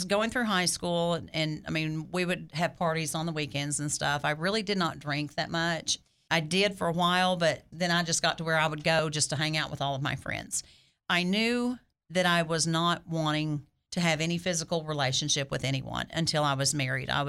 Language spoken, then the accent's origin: English; Heber Springs, Arkansas, United States; moved away as an adult; also born or lived in Little Rock, Arkansas; now in Cabot, United States; I grew up in a very small town. I grew up in Heber Springs, and I'm the youngest of nine children